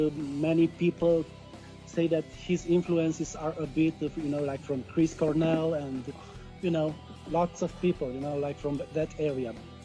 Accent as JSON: {"language": "English", "country": "Canada", "said": "I'm a Canadian producer."}